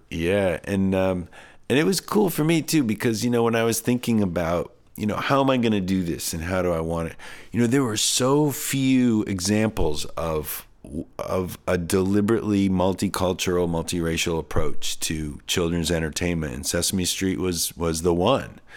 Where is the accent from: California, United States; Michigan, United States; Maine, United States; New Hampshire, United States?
New Hampshire, United States; I grew up in New Hampshire